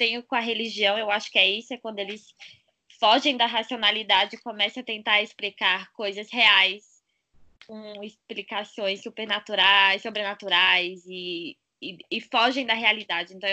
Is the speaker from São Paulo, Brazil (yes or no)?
no; Brasília, Federal District, Brazil; sou de Brasília, estou aqui em Brasília